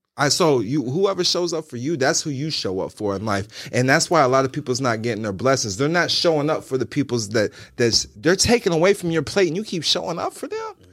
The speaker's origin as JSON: {"language": "English", "country": "United States", "said": "I'm still from Walnut Park"}